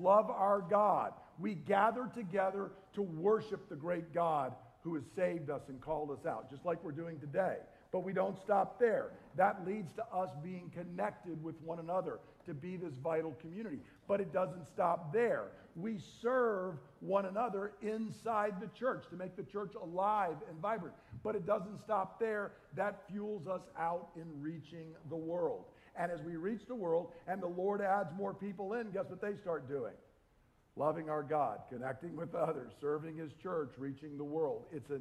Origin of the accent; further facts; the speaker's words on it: the South, United States; Being from the South, where I was right down there in the heart of the Bible Belt